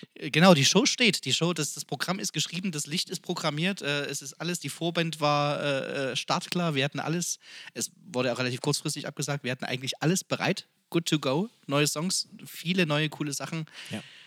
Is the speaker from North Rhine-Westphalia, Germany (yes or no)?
no; Freiberg, Saxony, Germany; kaum ein Haus in Freiberg, wo da noch kein äh, äh, Innenhof oder Außenhof oder keine Kneipe, wo wir nicht gesungen haben als Jugendliche und junge Erwachsene